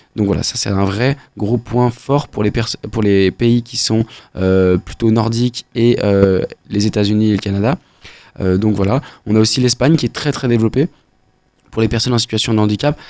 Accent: Beaujolais, Auvergne-Rhône-Alpes, France; on vient, on vient du Beaujolais

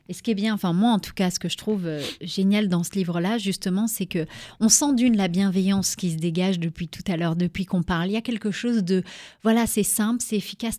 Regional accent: Charleville-Mézières, Grand Est, France; je viens de Charleville-Mézières aussi

